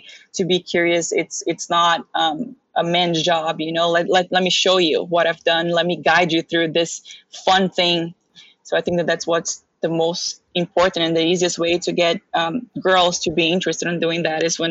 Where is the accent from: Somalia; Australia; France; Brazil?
Brazil; also born or lived in Daytona Beach, United States / Philadelphia, United States; now in United States; So I moved from super hot weather from Brazil to super hot weather to Daytona Beach to Philadelphia, where, you know, it snows and there's shoveling involved in all of that.